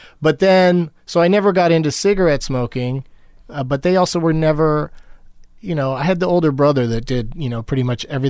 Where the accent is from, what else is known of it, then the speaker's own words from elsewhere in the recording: San Diego, California, United States; I grew up in San Diego.